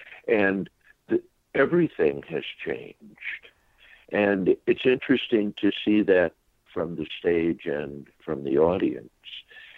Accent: Kentucky, United States; growing up in Kentucky

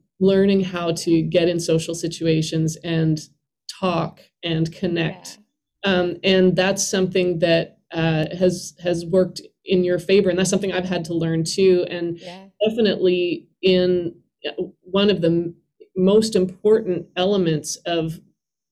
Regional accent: Canada; moved away as an adult; now in Nashville, United States; as a Canadian

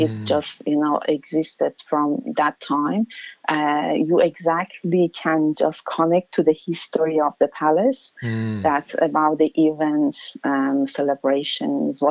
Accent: Tehran, Tehran Province, Iran; English is a second language; moved away as an adult; now in Australia; I have a very, very good memory from my childhood and from my growing up in Iran

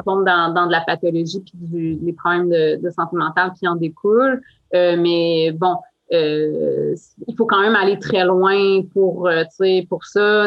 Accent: Outaouais, Quebec, Canada; moved away; ma région d'origine, en Outaouais

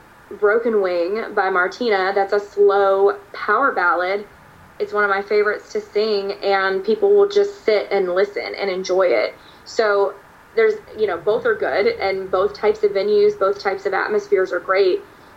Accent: East Coast, United States; now in Nashville, United States; I hadn't really seen a lot of cornfields when I moved to Nashville because I grew up on the East Coast. I grew up on the water, so we didn't have that there.

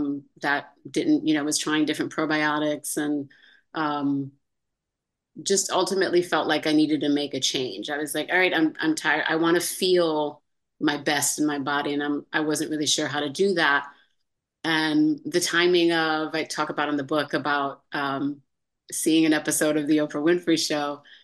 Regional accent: Amsterdam, New York, United States; born there; also born or lived in Virginia / Florida; now in California, United States; So I was born in Amsterdam, New York, upstate New York.

